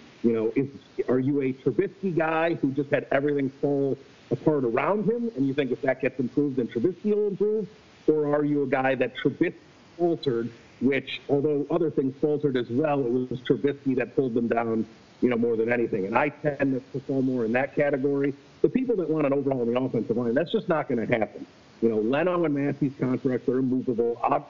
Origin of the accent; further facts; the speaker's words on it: Chicago suburbs, Illinois, United States; moved away as an adult; now in New York, United States; I grew up in the Chicago suburbs.